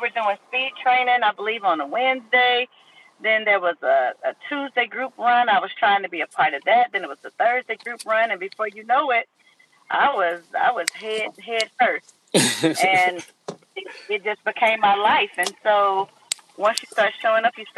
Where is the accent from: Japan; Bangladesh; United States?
United States; Miami, Florida; I ran while in high school, growing up in Miami, Florida